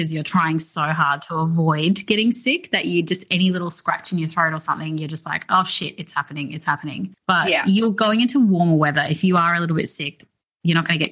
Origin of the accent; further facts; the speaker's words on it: Townsville, Queensland, Australia; I'm from Townsville.